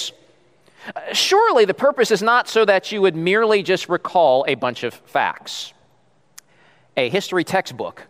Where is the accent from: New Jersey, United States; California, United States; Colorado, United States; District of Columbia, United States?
District of Columbia, United States; Washington; moved away; I grew up in Washington, D.C.